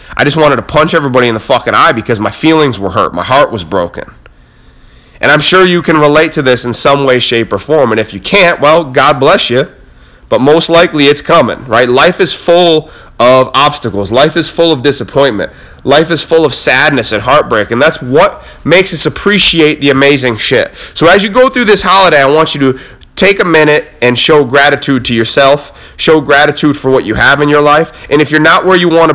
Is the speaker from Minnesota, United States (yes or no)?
no; Cam Road, New York, United States; from Cam Road, New York, middle of fucking nowhere